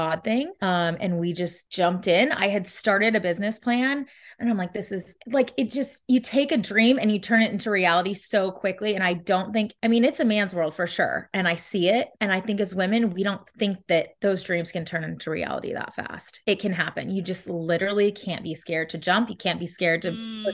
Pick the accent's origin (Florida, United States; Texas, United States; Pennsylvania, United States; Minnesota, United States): Texas, United States; moved away; also born or lived in California; I'm originally from Texas. I lived in California